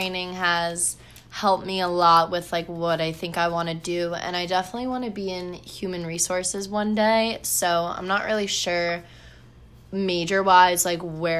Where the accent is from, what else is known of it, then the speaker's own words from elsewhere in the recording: Long Island, New York, United States; I'm from Long Island, New York, born and raised, and I'm a college student.